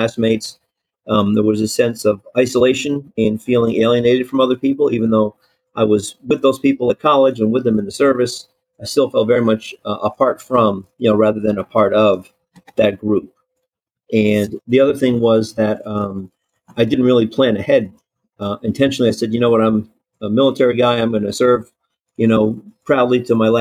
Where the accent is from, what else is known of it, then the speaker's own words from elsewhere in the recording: New Jersey, United States; moved away as an adult; I grew up in New Jersey